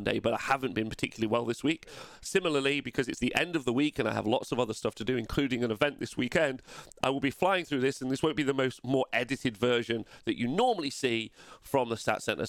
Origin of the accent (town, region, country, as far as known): England, United Kingdom